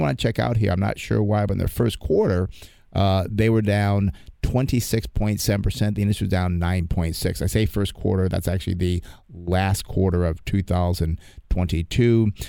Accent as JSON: {"language": "English", "region": "East Coast", "country": "United States", "moved": "yes", "said": "I'm from back east"}